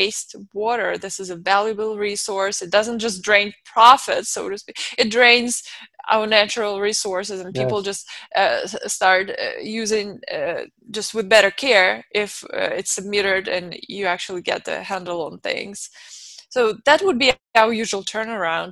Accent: Moscow, Russia; moved away as an adult; now in United States; I was born and raised in Moscow, Russia, and I came here now 14 years ago

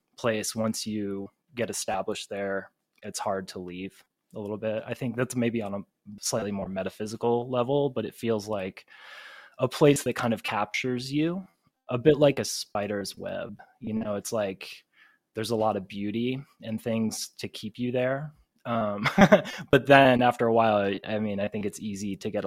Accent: Front Royal, Virginia, United States; moved away as an adult; also born or lived in Savannah, Georgia; I'm from Virginia, Northern Virginia, and it's where I live now as well. So I grew up outside of a town called Front Royal.

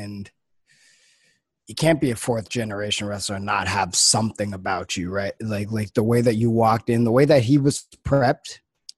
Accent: Los Angeles, California, United States; growing up in Los Angeles

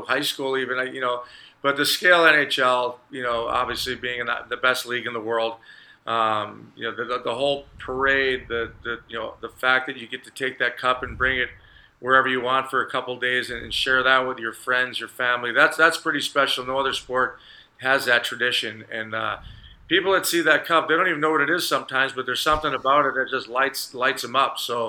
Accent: Chicago, Illinois, United States; growing up in Chicago and being able to play for my hometown

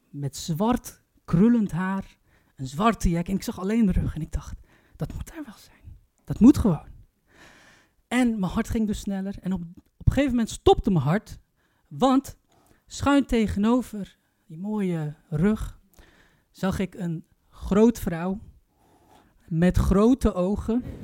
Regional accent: Turkey; Jullie vergeten één detail. Ik ben Turks.

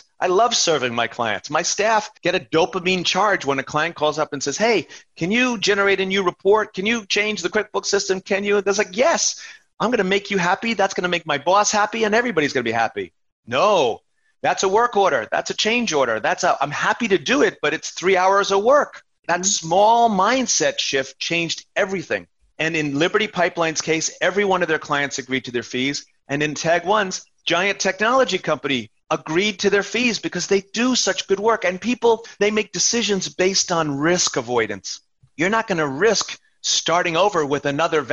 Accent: New York, United States; I'm from New York and my first cousin is a nurse in an emergency room in Queens.

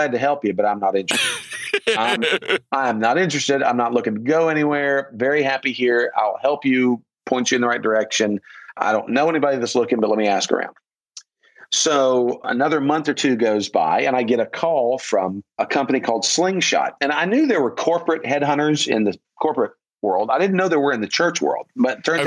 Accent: Ormond Beach, Florida, United States; moved away as an adult; I grew up in Ormond Beach.

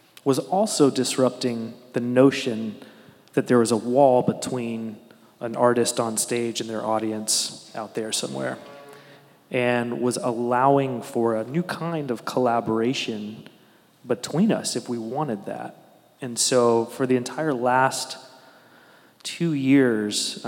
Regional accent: Newport News, Virginia, United States; where I grew up in Newport News

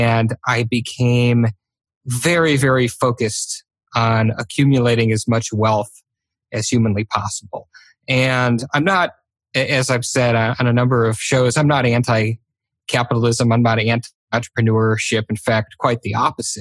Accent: Michigan, United States; I grew up in Michigan to two really wonderful down-to-earth parents.

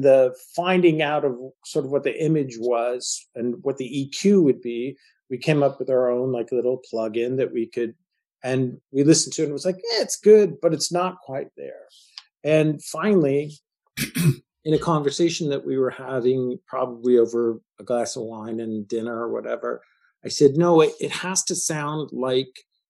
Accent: Marin County, California, United States; the Tamil Pious Theater, which is a theater that we grew up with in Marin County

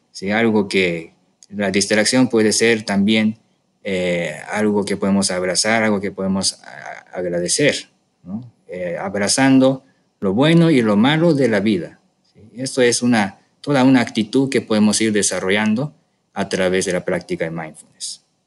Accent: Japan; moved away as an adult; now in Mexico; del, sushi de Japón que acostumbré ahí, ahí en mi tierra

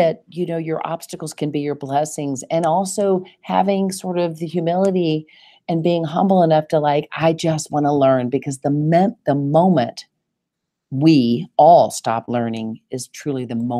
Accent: the South, United States; accent: Southern; I'm certain that my Southern accent, that boy, when I had to talk about money, it would get lot thicker than usual.

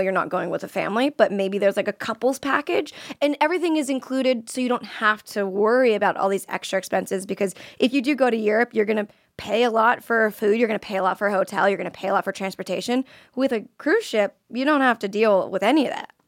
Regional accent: Florida, United States; I'm from Florida

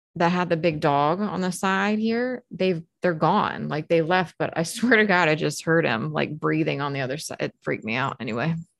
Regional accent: Maryland, United States; I grew up in Maryland

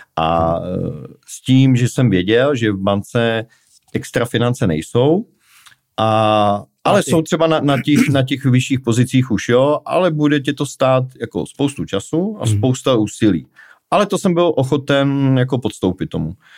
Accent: Prague, Czechia; já jsem z Prahy

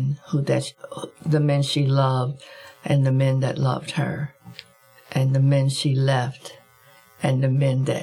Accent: Compton, California, United States; I'm from Compton, and I'm the second of seven children. My father was a gambler, and my mother was a mother. And so I grew up listening to adult language

